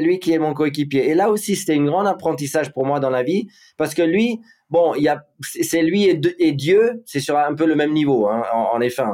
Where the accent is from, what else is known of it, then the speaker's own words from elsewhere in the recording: Monaco; also born or lived in Wiesbaden, Germany / Ibiza, Spain; la chance de grandir à Monaco. Euh, où j'ai fait toute ma vie scolaire et tout